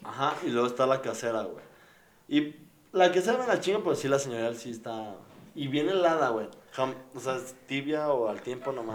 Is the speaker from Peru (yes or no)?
no; Mexico City, Mexico; Yo soy del DF